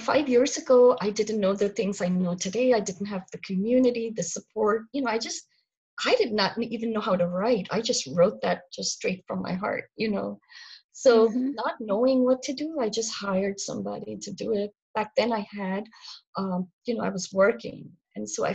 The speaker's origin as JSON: {"language": "English", "country": "India", "moved": "yes", "lives_now": "North Carolina, United States", "said": "I'm originally from India, but I've been here a really long time, almost 27 years. So I've lived here longer than I have lived in India"}